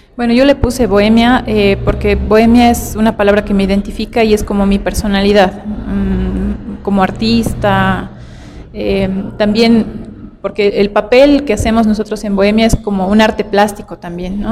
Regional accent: Tupiza, Potosí, Bolivia; also born or lived in La Paz; yo nací en Tupiza, esto está al sur de, Potosí, en Bolivia. Y pues yo crecí en un lugar bien sano

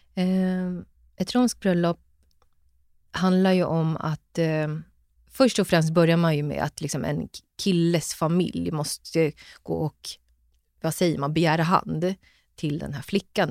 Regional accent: Stockholm, Stockholm County, Sweden; jag är född och uppväxt i Stockholm och bor i Stockholm

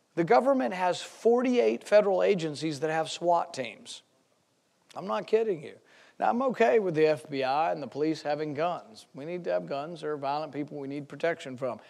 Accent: Flyover America, United States; I'm from Flyover America.

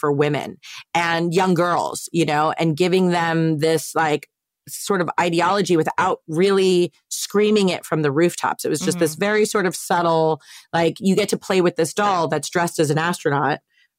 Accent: East Coast, United States; now in West Coast, United States; Like growing up on the East Coast, and obviously like all my family still lives on the East Coast.

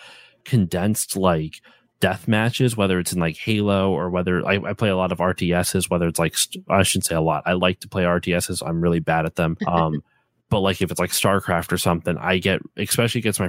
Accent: East Coast, United States; also born or lived in Maryland; now in Pennsylvania, United States; I'm from the East Coast

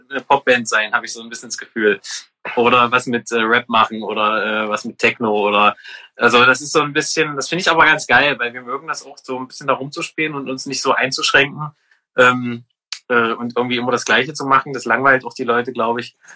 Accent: Halle, Saxony-Anhalt, Germany; Ich bin in Halle geboren tatsächlich. Also ich habe es noch nicht weit geschafft

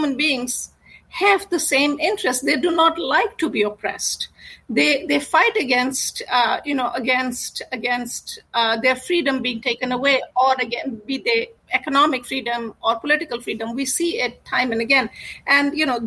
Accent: India; I grew up in India

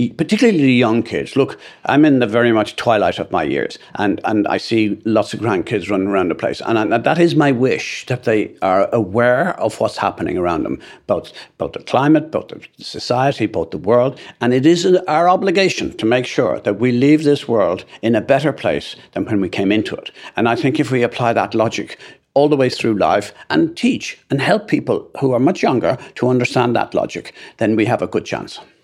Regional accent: Ireland; as an Irishman

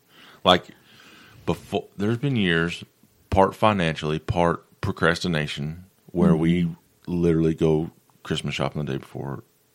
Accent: Morehead, Kentucky, United States; I'm from Moorhead.

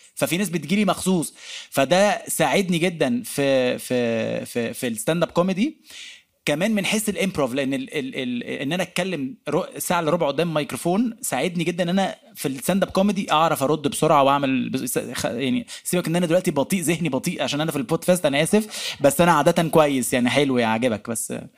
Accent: Egypt; احنا كمصريين

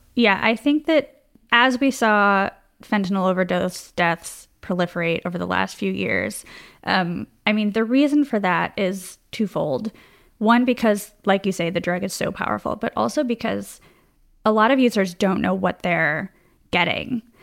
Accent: Chicago, Illinois, United States; as a Chicagoan

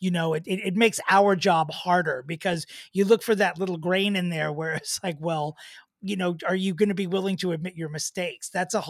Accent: Long Island, New York, United States; I'm from Long Island.

